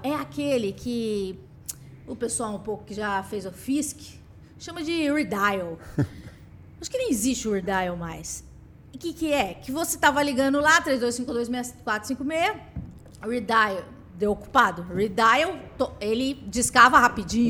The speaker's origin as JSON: {"language": "Portuguese", "region": "São Paulo", "country": "Brazil", "tie": "born or raised there", "said": "nasci no Capão Redondo"}